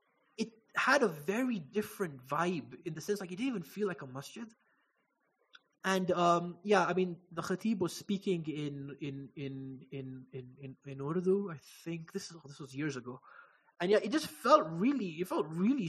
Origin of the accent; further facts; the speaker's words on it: Kenya; moved away as an adult; also born or lived in London / Kashmir (ancestry); I was growing up in Kenya